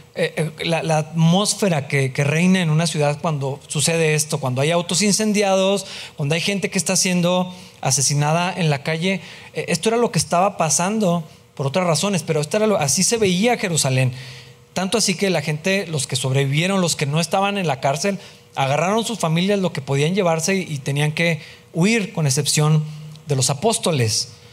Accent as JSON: {"language": "Spanish", "country": "Mexico", "said": "De ser mexicano, pues sí soy, así voy a morir mexicano"}